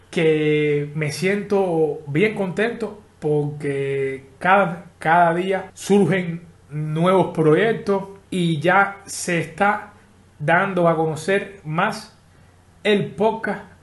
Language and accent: Spanish; Havana, Cuba; Yo soy de La Habana, nacido y criado en La Lisa. Ahora mismo estoy viviendo eh, en Marianao hace seis años porque me casé y nada.